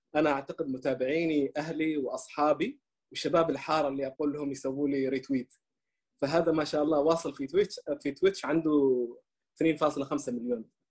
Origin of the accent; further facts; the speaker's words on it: Oman; first language Arabic; نحن في عندنا في عمان